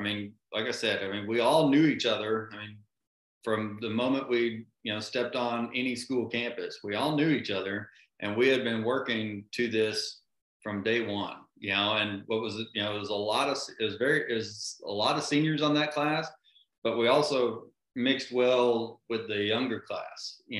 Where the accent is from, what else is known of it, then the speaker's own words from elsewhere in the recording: Waxahachie, Texas, United States; Waxahachie is a small town, or it was a small town, outside of Dallas, about 40 miles south of Dallas. And it was just a, you know, really just kind of a great one school town experience.